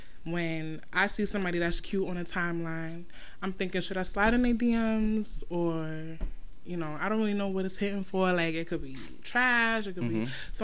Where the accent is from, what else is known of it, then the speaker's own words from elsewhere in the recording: Massachusetts, United States; I'm from Massachusetts.